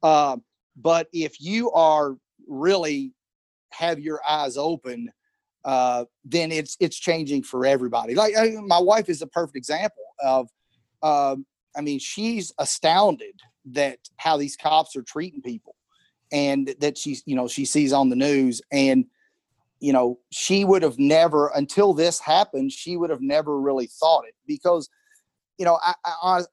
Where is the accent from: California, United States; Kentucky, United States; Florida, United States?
Kentucky, United States; Edmonton; I'm from Edmonton. You know, I had a few black friends, but there weren't many black people that I grew up